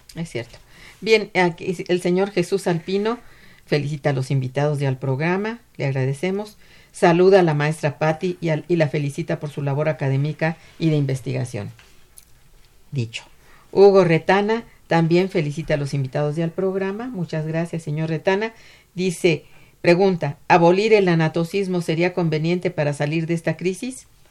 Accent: Mexico; lo que somos como ciudadanos mexicanos

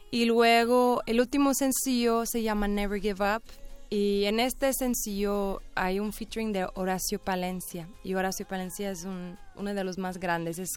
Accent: England, United Kingdom; also born or lived in Ireland; now in Mexico; yo soy de Inglaterra y Irlanda y mi esposo es de México

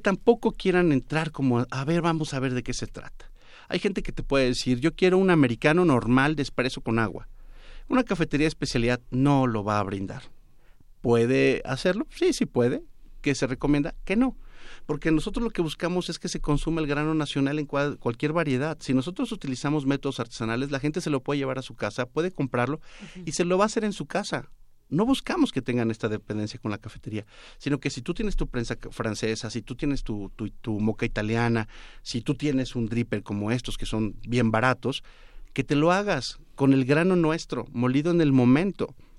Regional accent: Córdoba, Veracruz, Mexico; Yo vengo de Córdoba. En Córdoba lo primero que aprendes desde niño es a saber cuando a alguien se le está pasando el garbanzo.

